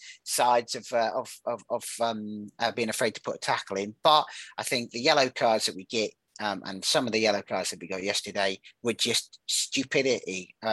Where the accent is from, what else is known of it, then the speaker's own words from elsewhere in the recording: Yeovil, South West England, United Kingdom; also born or lived in Aldershot; I was born in Aldershot. I lived there for 4 years, and then I moved to Yeovil.